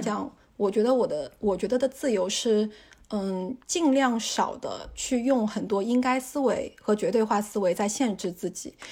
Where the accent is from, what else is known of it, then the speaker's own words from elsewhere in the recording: China; also born or lived in United Kingdom; 我就是中国人啊